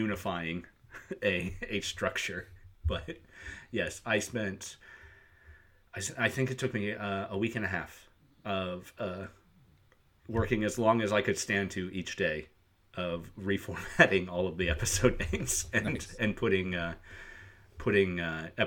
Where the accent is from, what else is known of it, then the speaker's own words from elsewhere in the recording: Midwest, United States; We're from the Midwest.